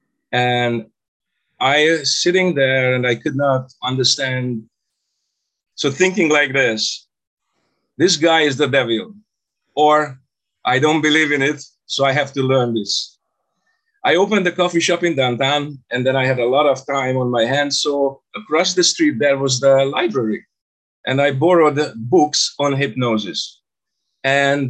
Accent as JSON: {"language": "English", "region": "Budapest", "country": "Hungary", "tie": "born or raised there", "moved": "yes", "lives_now": "Canada", "said": "I was born in Budapest, Hungary. In 1983, I left the country"}